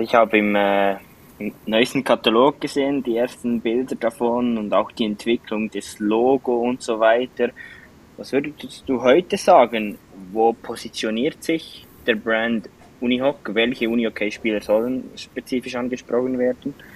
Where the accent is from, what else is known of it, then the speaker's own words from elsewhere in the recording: Switzerland; von uns Schweizer